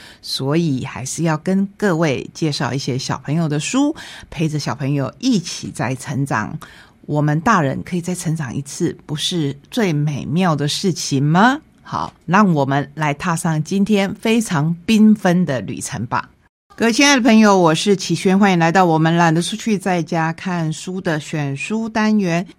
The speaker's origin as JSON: {"language": "Chinese", "region": "Taitung County", "country": "Taiwan", "said": "这一本绘本也是我们台东人的作品，"}